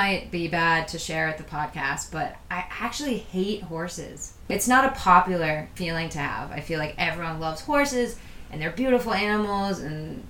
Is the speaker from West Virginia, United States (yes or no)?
no; Boston, Massachusetts, United States; moved away as an adult; now in Chile; I'm from Boston, so it's freezing in the winter